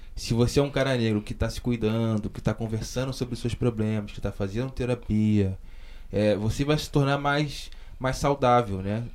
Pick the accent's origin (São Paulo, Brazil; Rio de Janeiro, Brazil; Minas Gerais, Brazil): Rio de Janeiro, Brazil; Baixada Fluminense; eu sou da, da, da Baixada Fluminense, do, do é, Rio de Janeiro, que é um lugar pobre, né? e sobretudo negro, criado pela minha mãe